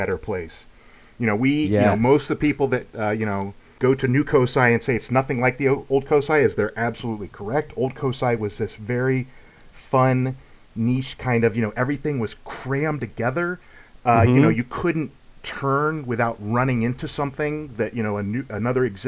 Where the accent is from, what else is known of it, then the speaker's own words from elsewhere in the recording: Lancaster, Ohio, United States; moved away as an adult; now in Columbus, United States; I grew up, you know, close to Columbus. I'm from Lancaster, Ohio